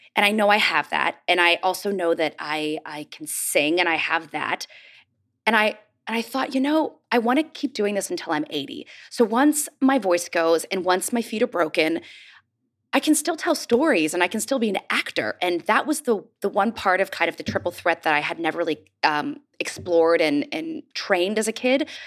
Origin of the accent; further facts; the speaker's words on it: Pittsburgh, Pennsylvania, United States; I grew up in Pittsburgh